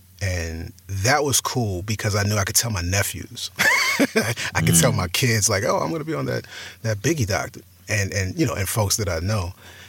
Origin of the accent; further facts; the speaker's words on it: New York, United States; accent: New York; I mean, I sound like I'm from New York, and so that fit.